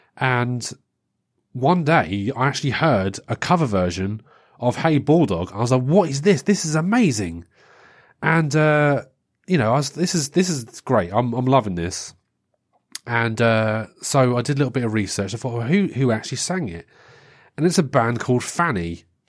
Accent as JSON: {"language": "English", "region": "England", "country": "United Kingdom", "said": "being English"}